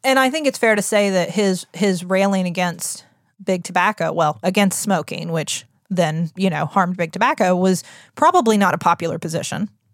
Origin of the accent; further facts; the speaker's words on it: United States; We're the American public